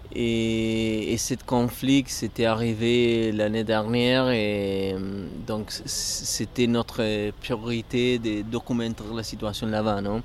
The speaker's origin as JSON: {"language": "French", "region": "Córdoba", "country": "Argentina", "second_language": "French", "moved": "as an adult", "said": "mais à l'Argentine, à Cordoba, je suis de Cordoba"}